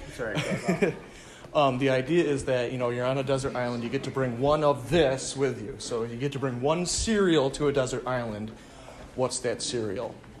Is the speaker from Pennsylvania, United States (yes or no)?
no; Medina, New York, United States; I am from Medina, uh, which is a small town